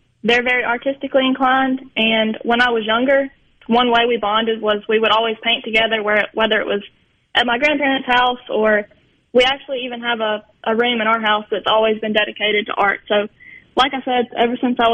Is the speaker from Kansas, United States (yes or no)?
no; Belzoni, Mississippi, United States; Belzona is my hometown, and it really is where my heart lies.